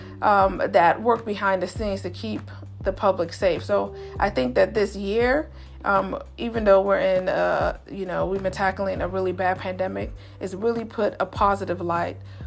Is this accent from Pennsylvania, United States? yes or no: no; Chicago, Illinois, United States; moved away; I'm originally born and raised in Chicago